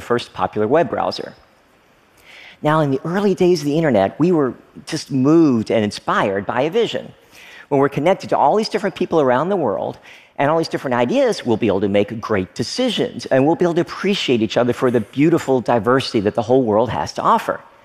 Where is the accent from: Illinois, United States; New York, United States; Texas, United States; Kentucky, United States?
Kentucky, United States; Frankfort; moved away as an adult; also born or lived in Oneida, Tennessee / Stearns, Kentucky; I lived there for the first few years of my life before moving to another small town, Frankfort, Kentucky. Basically, I grew up in small town America